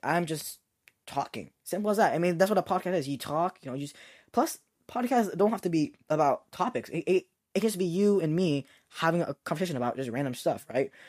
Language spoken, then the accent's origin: English; United States; I am an American Asian